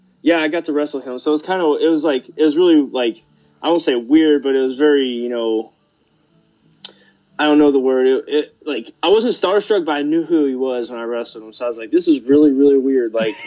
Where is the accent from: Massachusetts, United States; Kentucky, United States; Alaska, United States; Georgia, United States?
Kentucky, United States; Louisville; also born or lived in Indiana; I moved from Indiana, like at the age of birth, to Kentucky to stay with my grandmother